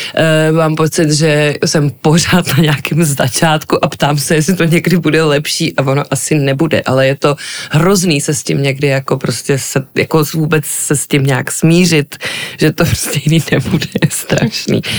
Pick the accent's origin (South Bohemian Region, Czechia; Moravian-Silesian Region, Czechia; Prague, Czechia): Prague, Czechia; jsem vyrůstala prostě v divadelní rodině, e, takže jsem byla pořád v divadle, už od plenek v Žižkovském divadle